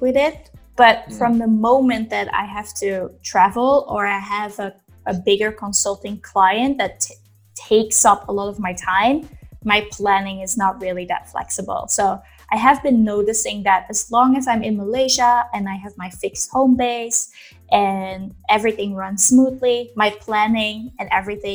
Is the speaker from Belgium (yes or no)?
yes; Belgium; moved away as an adult; I'm originally from Belgium, but I've lived in, let's say, 30 different countries in those years